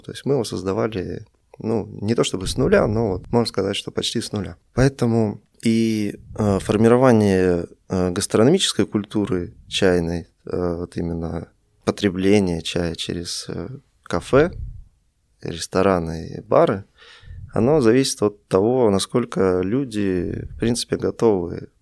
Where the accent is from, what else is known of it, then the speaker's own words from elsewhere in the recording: Russia; moved away as an adult; also born or lived in Vilnius, Lithuania; now in Minsk, Belarus; Сам я из России, я родился в Вильнюсе, много жил в России, потом переехал в Беларусь